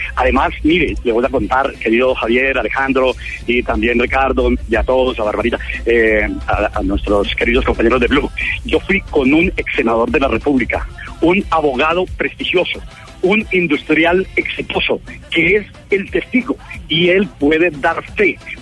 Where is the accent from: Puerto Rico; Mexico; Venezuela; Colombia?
Colombia; Paipa, Boyacá; yo soy boyacense, ustedes lo saben, soy de Paipa, a mucho honor